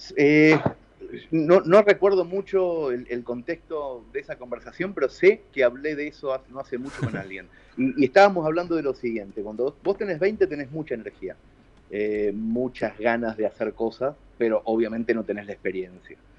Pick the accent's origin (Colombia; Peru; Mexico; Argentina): Argentina; Mercedes; la ciudad de Mercedes, que es mi ciudad natal